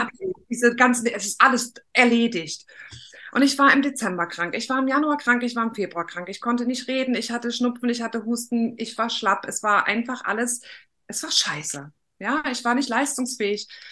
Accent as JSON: {"language": "German", "region": "East Germany", "country": "Germany", "tie": "born or raised there", "said": "ich bin ein Kind des Ostens und die Wende kam, da war ich 15, 16"}